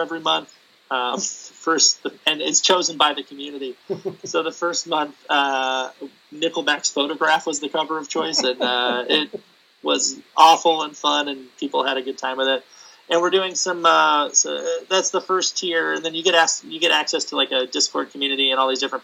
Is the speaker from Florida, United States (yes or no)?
no; San Diego, California, United States; I grew up in San Diego. I grew up near San Diego